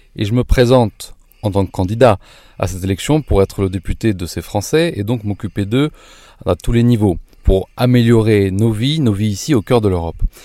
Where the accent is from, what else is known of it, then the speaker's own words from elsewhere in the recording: France; now in Germany; nous en tant que Français de l'étranger